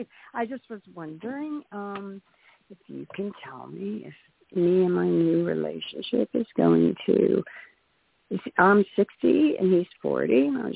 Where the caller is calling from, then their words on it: Pittsburgh, Pennsylvania, United States; I'm from Pittsburgh, Pennsylvania.